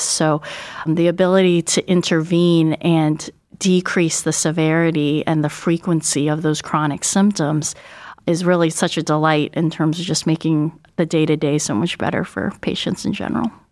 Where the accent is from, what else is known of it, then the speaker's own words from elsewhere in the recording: Northern California, United States; moved away as an adult; also born or lived in Buffalo, New York / Albany, New York / Seattle, Washington; now in Cleveland, United States; I grew up mostly in Northern California